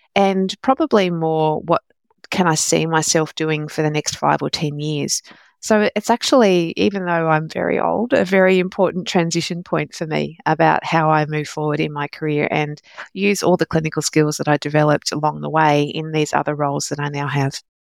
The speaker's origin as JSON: {"language": "English", "country": "Australia", "tie": "born or raised there", "also_born_or_lived": "London, United Kingdom", "said": "I was born in London, but came to Australia when I was only a couple of years old"}